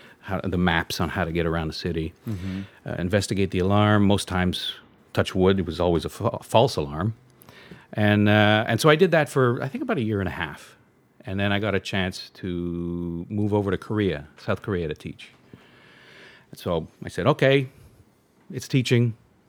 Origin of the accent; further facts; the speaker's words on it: Montreal, Quebec, Canada; moved away; I was born in Canada, Montreal.